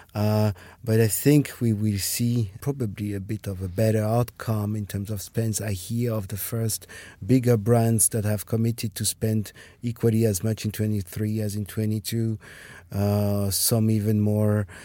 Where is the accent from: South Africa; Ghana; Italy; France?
France; moved away as an adult; also born or lived in Germany / Ireland / Russia / Denmark; now in Berlin, Germany; I am from France. But uh, I grew up there, went to school, university there